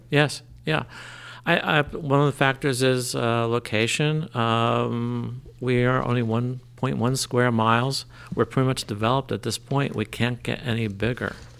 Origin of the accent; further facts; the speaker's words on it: Trenton, New Jersey, United States; also born or lived in New Brunswick, New Jersey; now in Lambertville, United States; I grew up in Trenton.